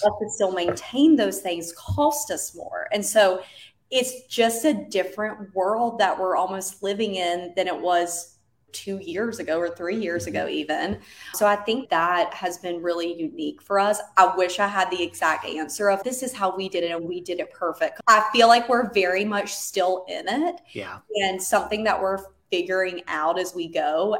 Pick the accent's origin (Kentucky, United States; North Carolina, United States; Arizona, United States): North Carolina, United States; moved away as an adult; now in San Diego, United States; we're originally from North Carolina, and hence the accent